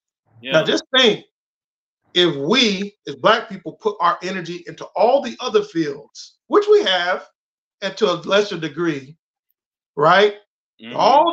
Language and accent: English; Jacksonville, Florida, United States; I'm from Duval